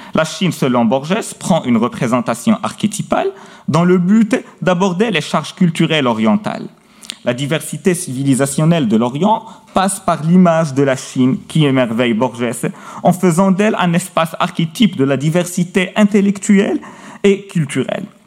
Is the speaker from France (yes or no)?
no; Meknes, Fès-Meknès, Morocco; Au Maroc, et plus précisément à Meknes, ma ville natale